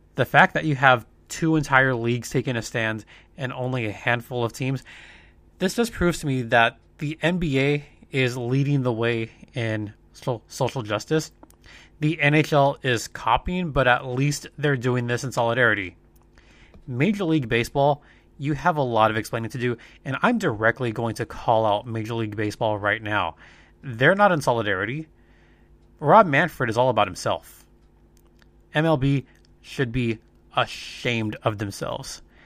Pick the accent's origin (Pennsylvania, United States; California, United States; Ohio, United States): California, United States; Los Angeles; I remember as a very small kid growing up in East L A, growing up in that area